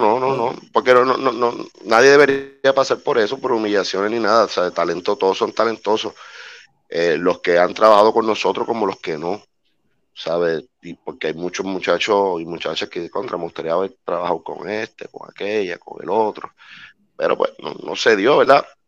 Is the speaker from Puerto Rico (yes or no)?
yes; Puerto Rico; nosotros somos una isla de 100 por 35